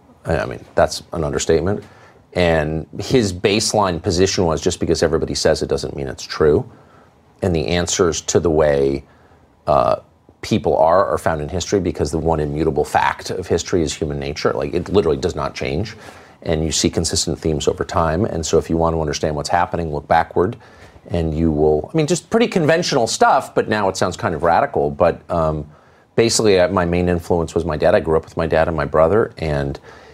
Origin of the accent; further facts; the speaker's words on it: Los Angeles, California, United States; moved away; also born or lived in La Jolla, California / Georgetown, Washington, D.C.; I grew up here in Southern California, and we lived in Studio City